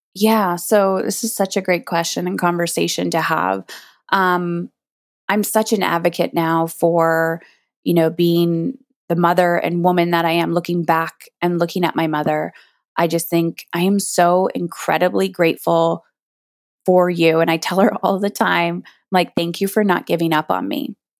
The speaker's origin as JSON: {"language": "English", "country": "Canada", "said": "I'm Canadian"}